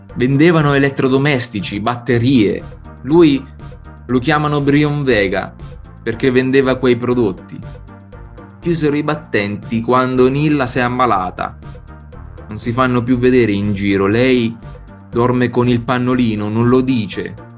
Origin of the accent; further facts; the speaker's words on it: Sibillini Mountains, inland Marche, Italy; del mio paese, che è appunto un paesino minuscolo nel, nei Monti Sibillini, l'entroterra marchigiano